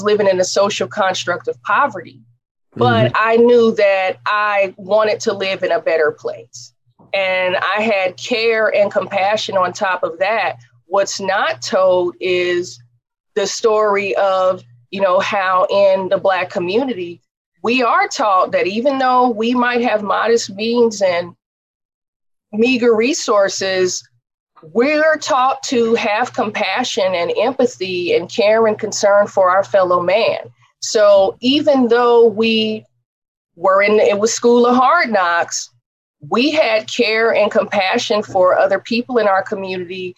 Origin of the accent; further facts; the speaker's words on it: Oakland, California, United States; I grew up in East Oakland.